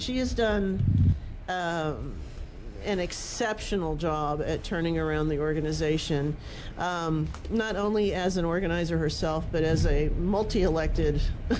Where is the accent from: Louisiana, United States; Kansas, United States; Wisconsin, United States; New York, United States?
Louisiana, United States; New Orleans; also born or lived in Baton Rouge, Louisiana; I'm from the New Orleans area. I was born in Baton Rouge, but grew up in New Orleans, both of which celebrate Mardi Gras.